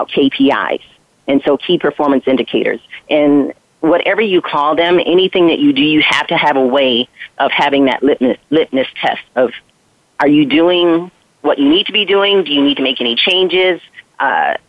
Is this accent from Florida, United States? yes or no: no; Flint, Michigan, United States; I grew up in Flint, Michigan